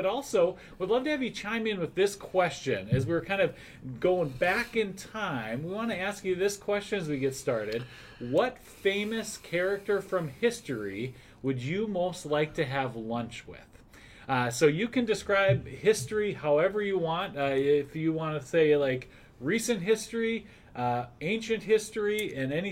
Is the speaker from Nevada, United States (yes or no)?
no; North Dakota, United States; growing up in North Dakota